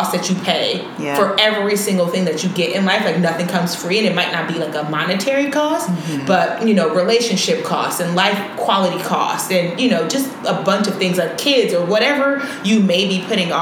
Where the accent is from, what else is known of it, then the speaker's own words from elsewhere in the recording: Chicago, Illinois, United States; we were raised in Chicago